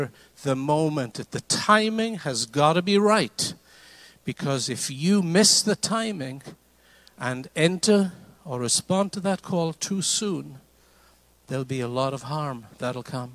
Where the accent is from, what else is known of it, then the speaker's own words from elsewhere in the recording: Wales, United Kingdom; now in United States; I lived in Wales. I'm Welsh. Came to this country in 1975